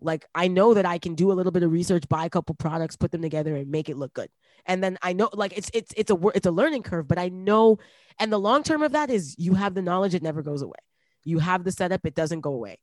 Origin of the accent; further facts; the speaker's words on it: Toronto, Ontario, Canada; also born or lived in Brampton; we moved from Toronto to Brampton